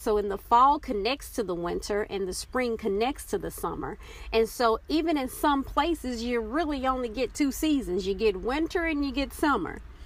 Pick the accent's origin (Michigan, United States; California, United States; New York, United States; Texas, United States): Texas, United States; moved away; also born or lived in Oklahoma; growing up in Texas and the time that I lived in Oklahoma